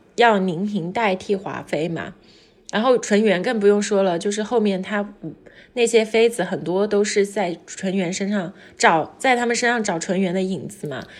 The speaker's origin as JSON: {"language": "Chinese", "region": "southern China", "country": "China", "tie": "born or raised there", "said": "我们那时候南方没有暖气嘛，就会有那种木架的烤火炉"}